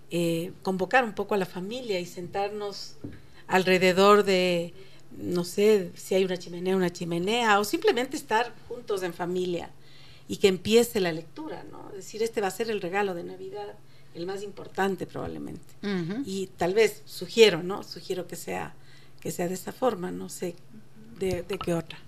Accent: Quito, Pichincha, Ecuador; also born or lived in Cuenca; nosotros vivíamos en Quito cuando yo era niña, pues, yo soy de Cuenca, pero vinimos eh, a muy temprana edad

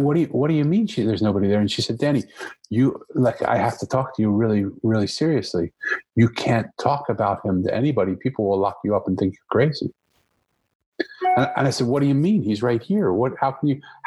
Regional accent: Philadelphia, Pennsylvania, United States; I grew up in Philadelphia

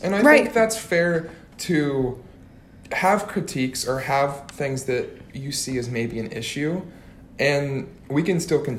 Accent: Illinois, United States; I grew up in Illinois.

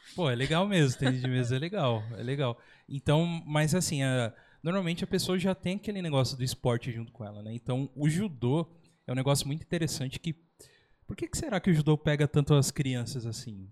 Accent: São Paulo, Brazil; moved away; eu era de São Paulo, mas era ali bem Zona Sul. Anchieta, Carrefour Anchieta

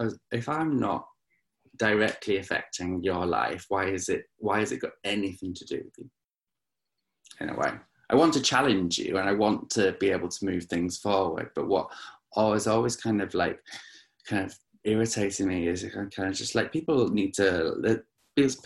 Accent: Lake District, North West England, United Kingdom; moved away as an adult; now in London, United Kingdom; I grew up in the Lake District

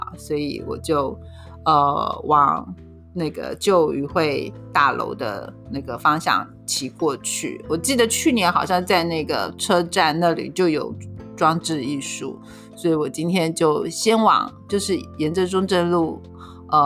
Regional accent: Keelung, Keelung City, Taiwan; 其实正滨渔港对对我算是当地人来讲，小时候我是念过正滨国小的啊，因为以前我们家住在就是呃从和平岛出来哦往。

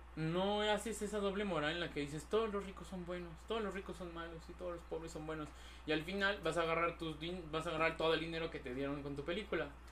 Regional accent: Mexico; como mexicanos

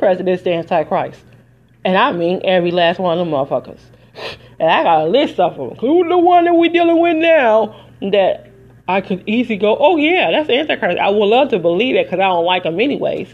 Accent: Detroit, Michigan, United States; moved away; also born or lived in Las Vegas, Nevada; I'm from Detroit originally

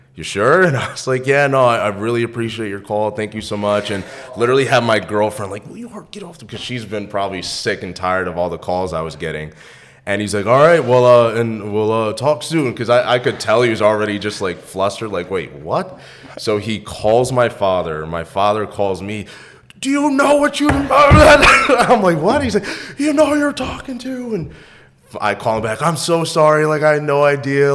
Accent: New York, United States; moved away as an adult; I'm from New York

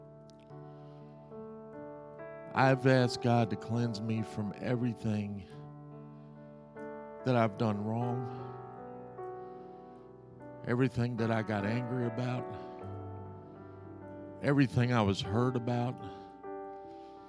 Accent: Virginia, United States; now in Maryville, Tennessee, United States; my hometown of Virginia

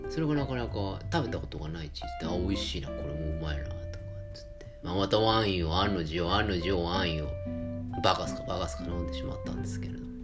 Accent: Tokyo, Japan; 江戸っ子なんでね

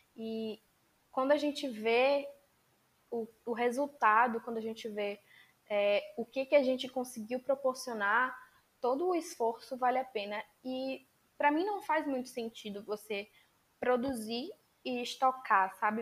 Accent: Bahia, Brazil; eu sou baiana, estudo na Universidade do Estado da Bahia

